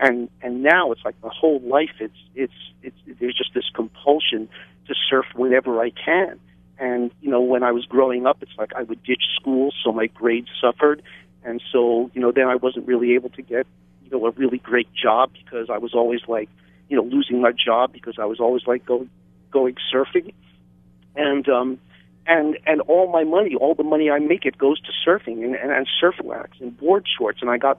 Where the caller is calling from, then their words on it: Hawaii, United States; I'm calling from the Big Island